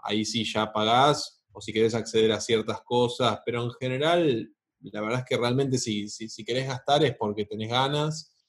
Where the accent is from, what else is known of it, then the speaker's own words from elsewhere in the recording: Argentina; como argentino